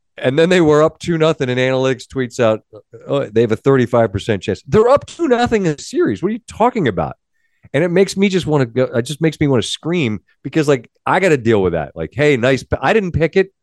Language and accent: English; Ansonia, Connecticut, United States; I'm from Ansonia